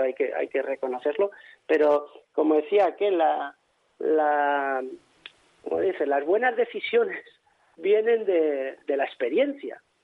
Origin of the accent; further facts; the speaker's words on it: Logroño, La Rioja, Spain; en mi tierra, en Logroño